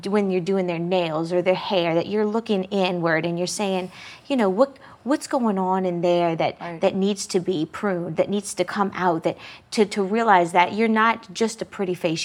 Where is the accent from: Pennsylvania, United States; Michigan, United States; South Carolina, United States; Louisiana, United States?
Louisiana, United States; Metairie; I grew up in the Metairie area